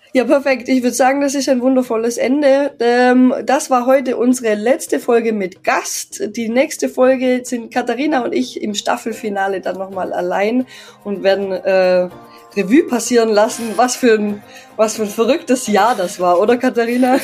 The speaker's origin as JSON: {"language": "German", "region": "Tyrol", "country": "Austria", "said": "bei uns in Tirol"}